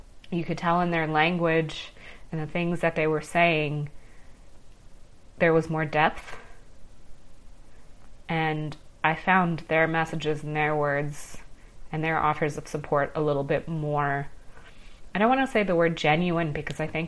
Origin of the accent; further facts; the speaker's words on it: Ottawa, Ontario, Canada; moved away; I moved away from Ottawa, where we grew up, when Adam was 14